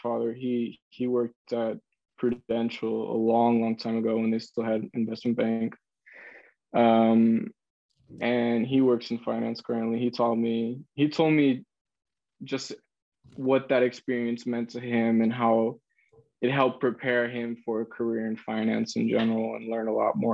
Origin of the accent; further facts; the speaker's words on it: San Francisco, California, United States; I'm born and raised in San Francisco, California